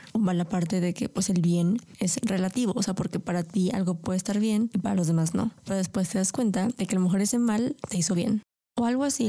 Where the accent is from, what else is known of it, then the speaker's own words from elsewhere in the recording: Mexico; primero soy mexicana